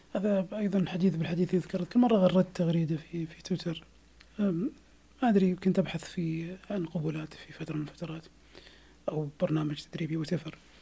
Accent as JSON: {"language": "Arabic", "country": "Saudi Arabia", "said": "عندنا في السعوديه"}